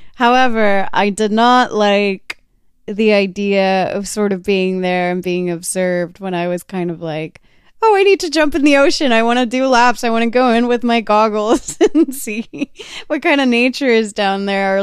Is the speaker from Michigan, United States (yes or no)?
no; Texas, United States; moved away; I grew up in Texas where it's incredibly humid